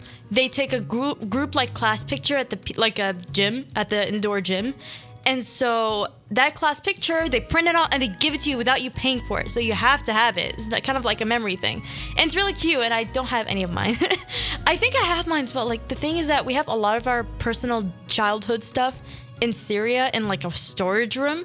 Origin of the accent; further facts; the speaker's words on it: Philadelphia, Pennsylvania, United States; also born or lived in Sharjah, United Arab Emirates; I was born in Philly, 5 years. Went there for 6 years to kind of, you know, practice my religion, practice my language. And then I came here when I was like going to be sixth grade